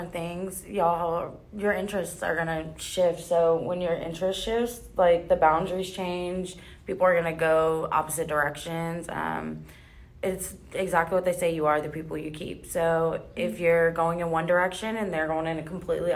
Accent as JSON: {"language": "English", "town": "Killeen", "region": "Texas", "country": "United States", "said": "I'm from Killeen"}